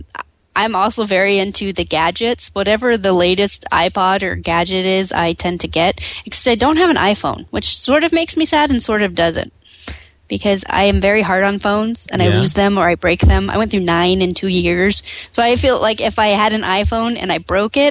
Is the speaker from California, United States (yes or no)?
yes; San Dimas, California, United States; I grew up in San Dimas